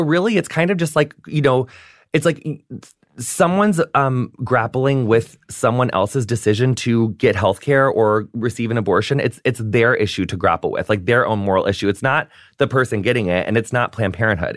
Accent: St. Louis, Missouri, United States; moved away; I lived in St. Louis

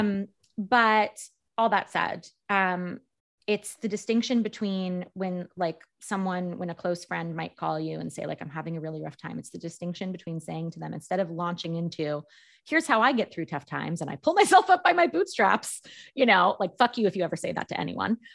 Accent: New York, United States; I'm a New Yorker

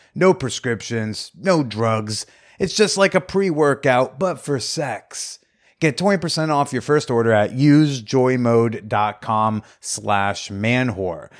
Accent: Bergen County, New Jersey, United States; I grew up in North Jersey

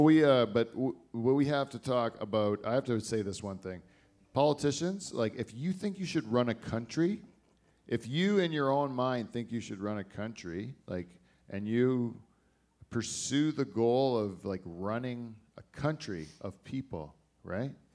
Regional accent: Canada; I only live here because I was born here

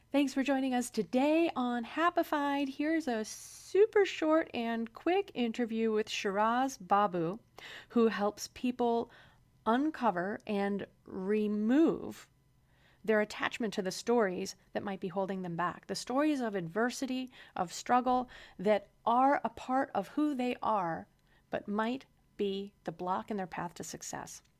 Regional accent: Midwest, United States; moved away; also born or lived in Chicago; I, um, am from the Midwest, and I spent some time in Chicago before I left the heartland

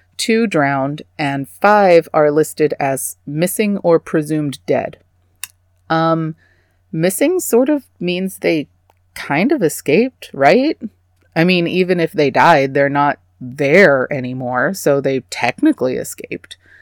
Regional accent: Texas, United States; I'm from Texas

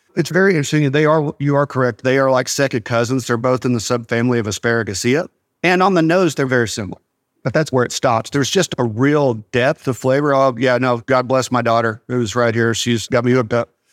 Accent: Sweetwater, Texas, United States; I was born in Sweetwater.

